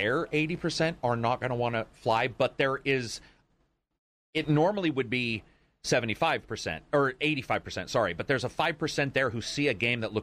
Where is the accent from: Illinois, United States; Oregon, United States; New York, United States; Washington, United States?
Oregon, United States; I'm from Oregon.